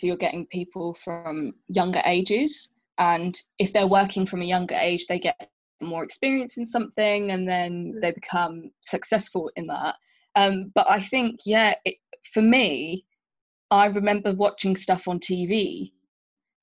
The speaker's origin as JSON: {"language": "English", "town": "March", "region": "East of England", "country": "United Kingdom", "tie": "born or raised there", "said": "we grew up in March and I didn't really think of myself as Indian when I was growing up"}